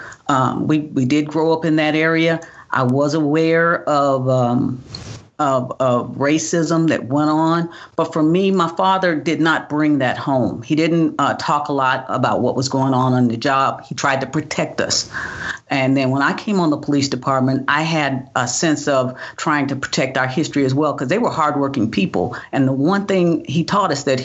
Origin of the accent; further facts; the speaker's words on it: Tulsa, Oklahoma, United States; moved away as an adult; also born or lived in Missouri / Pennsylvania; I grew up in Tulsa, Oklahoma.